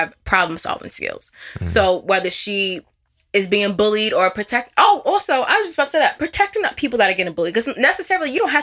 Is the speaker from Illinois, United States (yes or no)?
no; Wyandanch, New York, United States; I grew up in Wyandanch, New York